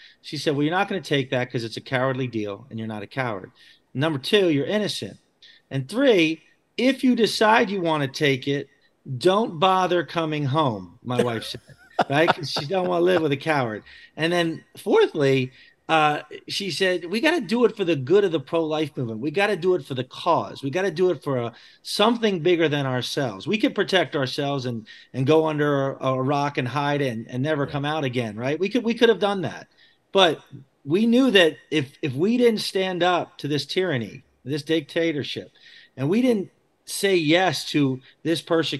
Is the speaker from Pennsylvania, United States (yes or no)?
yes; Bucks County, Pennsylvania, United States; I grew up in Bucks County where I live, and that's the district I would be representing. And so, you know, I lived in the bottom part of it, and I now live in the top part of it.